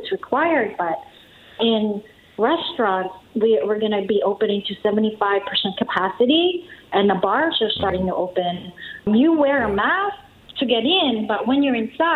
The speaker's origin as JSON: {"language": "English", "country": "Philippines", "also_born_or_lived": "Northeast United States", "moved": "yes", "lives_now": "Texas, United States", "said": "I'm an immigrant. I came from the Philippines. And our society is different"}